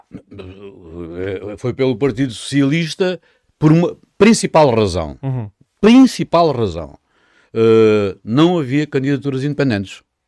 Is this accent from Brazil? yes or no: no; Vila Nova de Milfontes, Alentejo, Portugal; moved away as an adult; also born or lived in Lisbon; à minha terra, à, à, minha freguesia